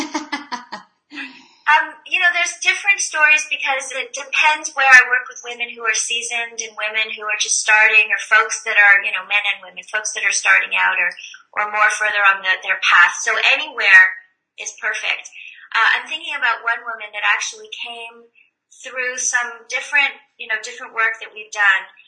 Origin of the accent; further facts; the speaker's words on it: Montreal, Quebec, Canada; moved away as an adult; now in Los Angeles, United States; I'm originally from Montreal